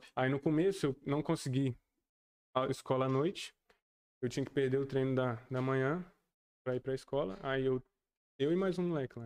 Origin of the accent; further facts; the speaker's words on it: Alfenas, Minas Gerais, Brazil; Eu nasci aqui em Alfenas, tenho 20 anos